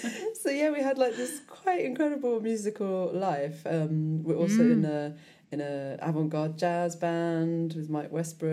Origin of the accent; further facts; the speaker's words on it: London, United Kingdom; moved away as an adult; also born or lived in Devon; now in Tuscany, Italy; But I am from London originally, actually. So yeah, that's interesting because I was from London and moved to Devon about 10 years ago. Yeah, I'm from South London